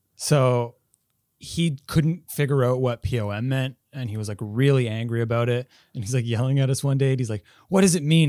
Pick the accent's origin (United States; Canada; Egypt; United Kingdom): Canada; Quebec; also born or lived in Halifax; now in Montreal, Canada; I'm from Quebec originally, so, like, uh, but I'm not from Montreal, so I'm still pretty new to Montreal